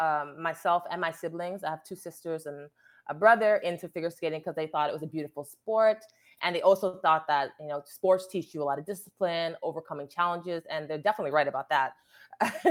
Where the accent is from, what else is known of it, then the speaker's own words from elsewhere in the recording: Connecticut, United States; also born or lived in New York; I grew up mainly in Connecticut, born in New York, moved to Connecticut when I was say third grade